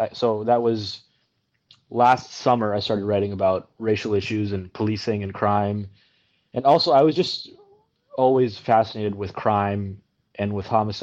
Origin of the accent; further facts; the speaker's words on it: Canada; also born or lived in India; I'm from India, by the way. That's where I was born. And then we came to Canada when I was about 4 years of age